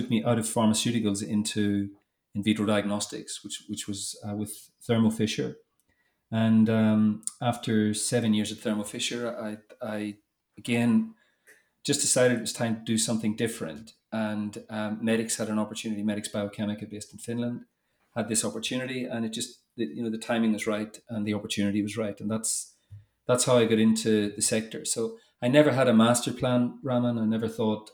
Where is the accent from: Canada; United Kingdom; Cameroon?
United Kingdom; Northern Ireland; moved away as an adult; also born or lived in Toulouse, France / England; you probably tell by the accent, but I grew up in Northern Ireland